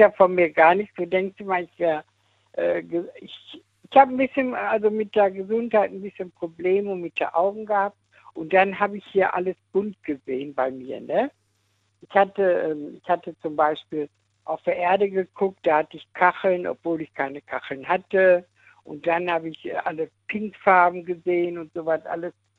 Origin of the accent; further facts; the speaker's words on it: Dortmund, North Rhine-Westphalia, Germany; now in Eifel, Germany; also ich bin ja aus Dortmund richtig, aber ich wohne in der Eifel